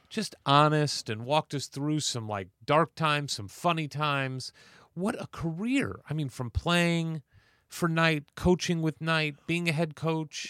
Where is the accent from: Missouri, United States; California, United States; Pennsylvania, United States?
Missouri, United States; St. Louis; it's my hometown, college, Saint Louis University